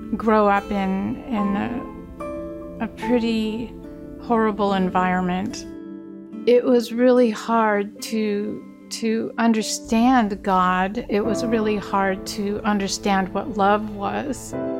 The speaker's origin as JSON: {"language": "English", "town": "Sitka", "region": "Alaska", "country": "United States", "said": "I'm Tlingit Indian from Sitka, Alaska"}